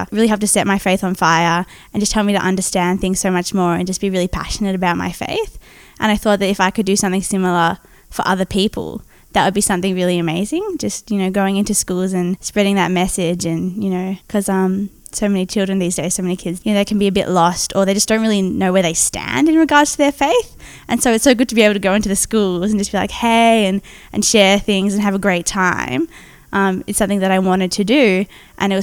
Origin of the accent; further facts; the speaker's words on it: Melbourne, Victoria, Australia; moved away; also born or lived in Wollongong; I'm from Melbourne and I've just finished a year of Youth Mission Team being based in Wollongong